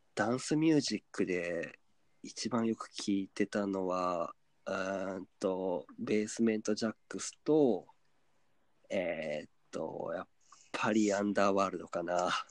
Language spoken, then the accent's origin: Japanese; Kyoto, Japan; 地元京都を